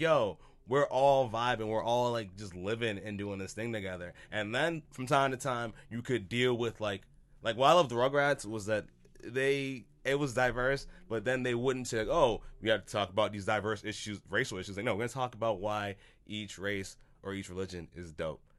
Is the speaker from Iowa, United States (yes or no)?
no; Boston, Massachusetts, United States; I come from Boston